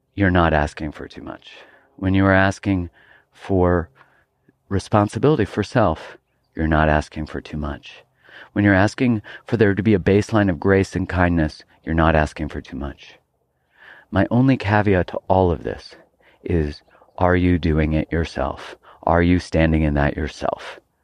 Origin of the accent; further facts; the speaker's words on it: Calgary, Alberta, Canada; moved away; I grew up in Calgary, Alberta, Canada, and I wasn't really into hiking when I lived there.